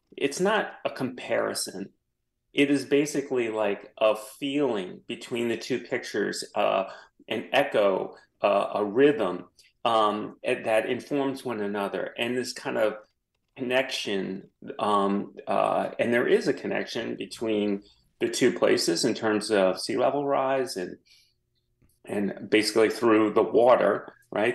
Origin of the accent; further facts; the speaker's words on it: New Orleans, Louisiana, United States; I am from New Orleans. I came back and worked for the Times Picayune